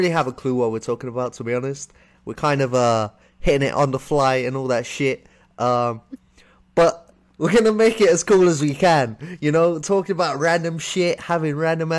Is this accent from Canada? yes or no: no; United Kingdom; I'm from the UK. You can tell we got a bit of a different accent